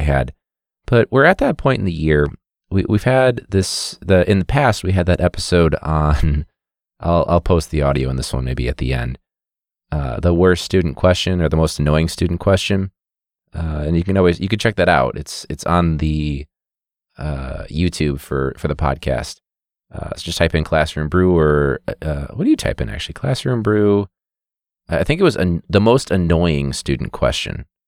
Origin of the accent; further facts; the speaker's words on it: United States; I'm American.